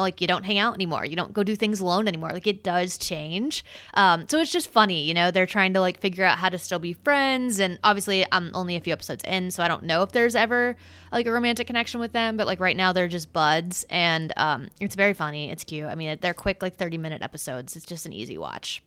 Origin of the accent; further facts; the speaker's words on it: United States; I'm from the United States